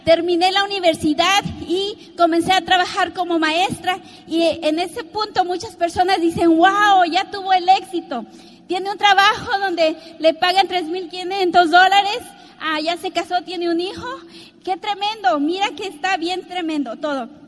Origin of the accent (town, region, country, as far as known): Mexico; born or raised there